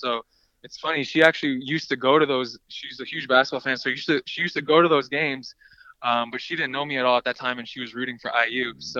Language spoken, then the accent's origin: English; Canada; we're both Canadian, we're both Lithuanian